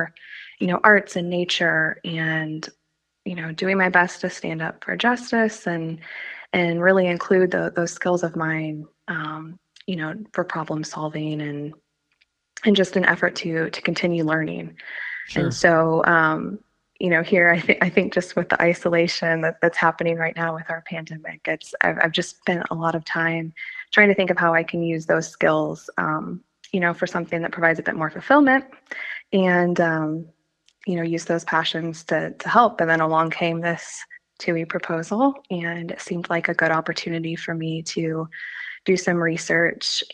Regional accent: Muncie, Indiana, United States; I was born here in Muncie, and I continue to live here

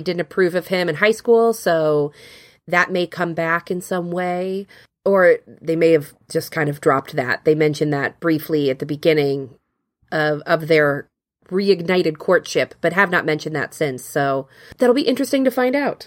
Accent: Cincinnati, Ohio, United States; I grew up in Cincinnati near a ski slope called Perfect North

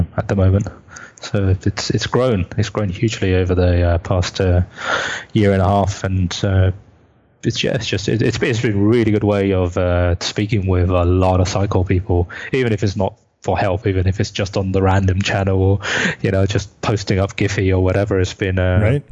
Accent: United Kingdom; the other UK folk

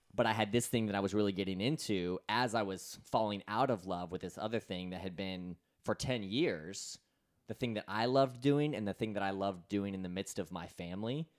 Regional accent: Florida, United States; my hometown of Florida.

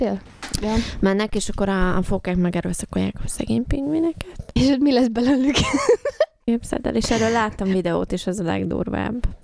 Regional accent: Hungary; moved away; mi is magyarok vagyunk itthon mind a ketten

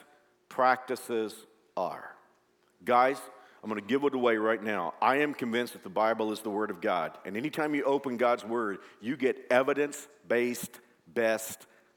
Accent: Fort Worth, Texas, United States; now in Kansas, United States; Fort Worth is my hometown

